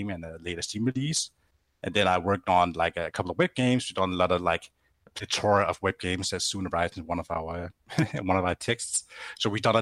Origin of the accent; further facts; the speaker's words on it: Grenaa, Central Denmark Region, Denmark; I'm from a close town to it called Grenaa